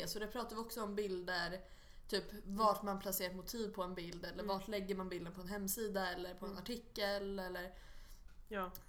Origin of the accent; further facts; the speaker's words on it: Stockholm, Stockholm County, Sweden; bott i Stockholm hela mitt liv.